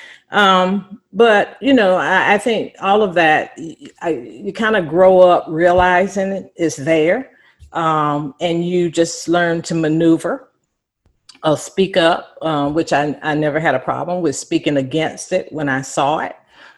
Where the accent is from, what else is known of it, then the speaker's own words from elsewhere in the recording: Belhaven, North Carolina, United States; I'd probably start out with my background growing up in Eastern North Carolina. I grew up in a small town called Belhaven, North Carolina.